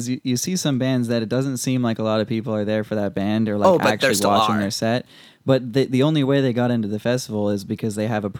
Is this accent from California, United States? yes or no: no; Vermont, United States; I grew up in Vermont, but my parents are Canadian.